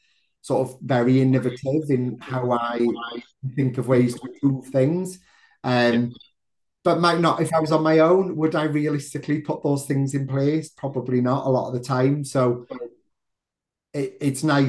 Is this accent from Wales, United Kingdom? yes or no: yes; South Wales, United Kingdom; now in Manchester, United Kingdom; I'm originally from South Wales